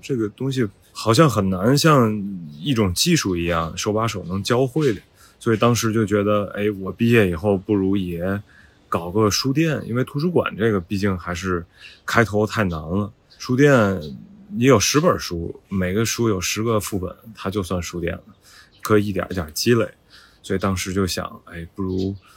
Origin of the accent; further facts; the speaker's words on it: Tianjin, China; now in Beijing, China; 我是天津人，呃，我成长环境就是这样的，我也是在这种四合院长大的